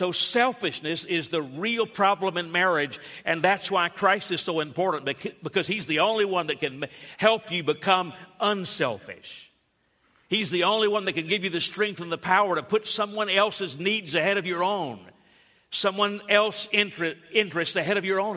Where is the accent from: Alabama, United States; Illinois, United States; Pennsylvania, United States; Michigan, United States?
Alabama, United States; Growing up in Alabama